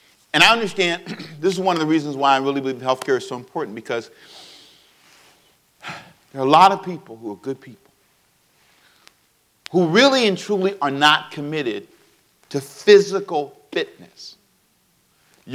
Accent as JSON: {"language": "English", "country": "United States", "said": "I'm American. I'm very proud to be an American"}